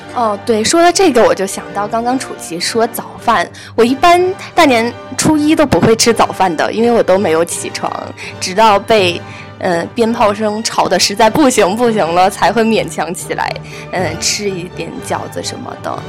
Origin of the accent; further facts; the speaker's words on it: Shandong, China; 在我们的老家山东那边